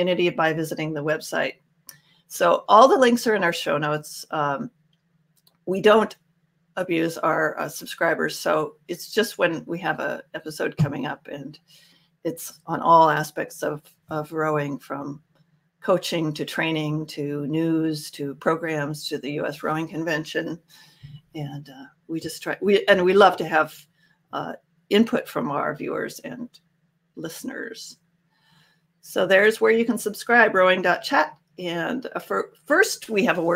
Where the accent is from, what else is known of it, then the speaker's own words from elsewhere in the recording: Spokane, Washington, United States; I'm from Spokane, Washington